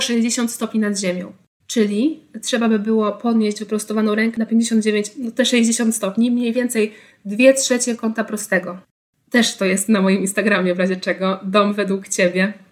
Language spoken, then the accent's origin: Polish; Tricity, Pomeranian Voivodeship, Poland; jestem z Trójmiasta